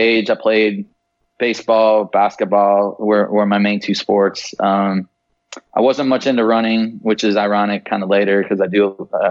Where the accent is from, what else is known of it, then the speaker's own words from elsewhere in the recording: Traverse City, Michigan, United States; I grew up in right outside of Traverse City, Michigan.